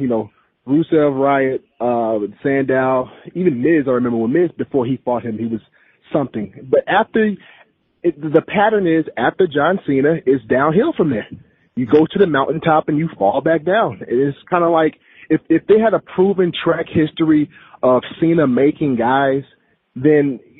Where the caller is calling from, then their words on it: Columbus, Georgia, United States; How's it going, gentlemen? … from Columbus.